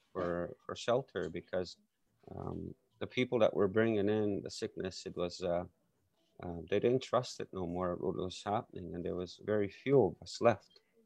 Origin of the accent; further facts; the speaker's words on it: Saskatchewan, Canada; I grew up in Canada, Saskatchewan